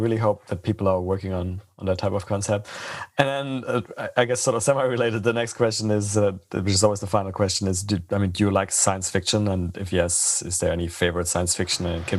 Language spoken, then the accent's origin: English; Freiburg, Baden-Württemberg, Germany; I'm originally from Freiburg.